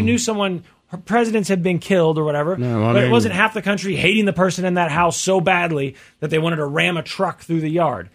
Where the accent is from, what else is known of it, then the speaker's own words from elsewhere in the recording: Missouri, United States; from Missouri, my home state